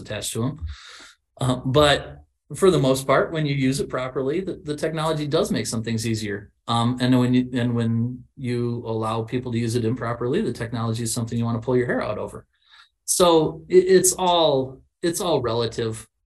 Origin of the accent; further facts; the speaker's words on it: Illinois, United States; I was from yeah. Illinois and not Texas.